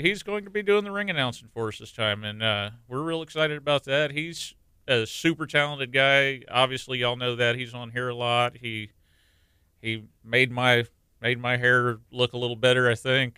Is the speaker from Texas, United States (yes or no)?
yes; La Marque, Texas, United States; I grew up in Lamarck